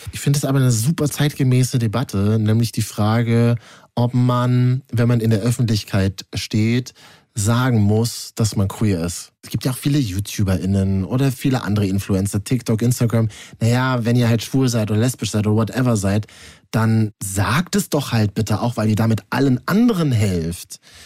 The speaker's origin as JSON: {"language": "German", "region": "Berlin", "country": "Germany", "said": "für mich als Berliner"}